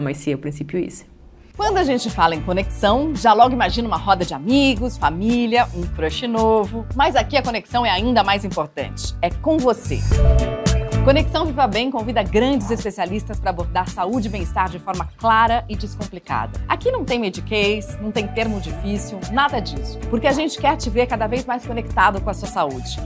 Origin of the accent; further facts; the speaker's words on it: Spain; Portuguese is a second language; now in Brazil; eu sou da Espanha